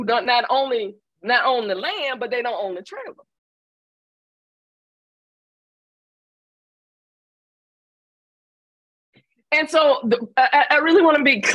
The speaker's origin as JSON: {"language": "English", "town": "Atlanta", "region": "Georgia", "country": "United States", "tie": "born or raised there", "said": "I grew up in Atlanta in a Black ass town with a civil rights movement."}